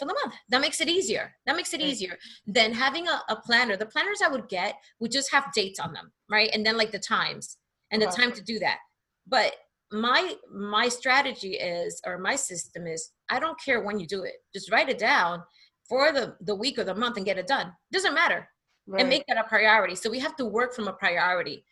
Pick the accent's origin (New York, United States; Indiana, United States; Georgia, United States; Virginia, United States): New York, United States; New York City; also born or lived in New Jersey; I grew up, I'm from Hamilton Heights, that's on 136th Street